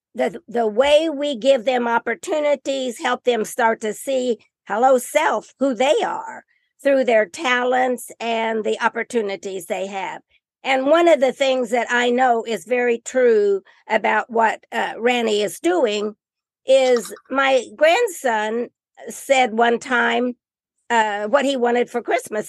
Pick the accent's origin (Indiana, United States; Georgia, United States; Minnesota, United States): Indiana, United States; I'm from Indiana